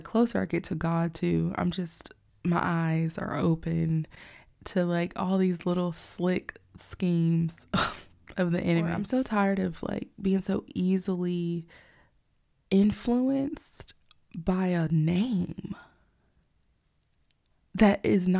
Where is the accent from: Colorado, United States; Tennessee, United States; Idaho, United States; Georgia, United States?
Georgia, United States; also born or lived in Alabama; But I know here in the South, in Georgia, growing up in Georgia and Alabama in the early 90s